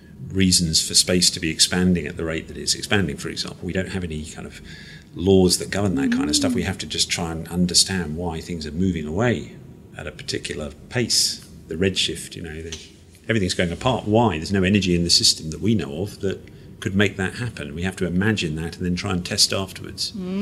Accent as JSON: {"language": "English", "country": "Malaysia", "tie": "born or raised there", "said": "I grew up in Malaysia as a kid. And Malaysia, back in the 70s when I was a small kid, I mean, was an adventurous place."}